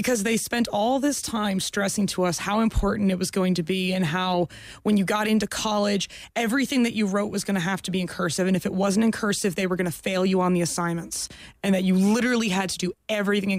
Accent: Florida, United States; I grew up in Florida

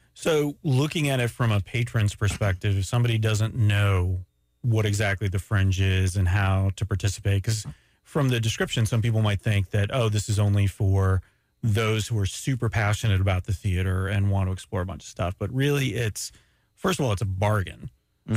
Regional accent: Daytona Beach, Florida, United States; also born or lived in Montreal, Canada; raised in Daytona Beach, Florida.

